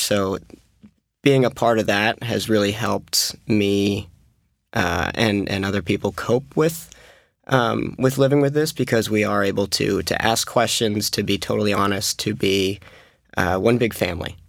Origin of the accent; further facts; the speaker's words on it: Massachusetts, United States; we're from Massachusetts